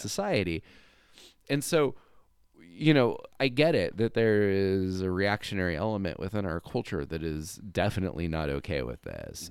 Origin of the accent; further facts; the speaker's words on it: California, United States; I grew up in California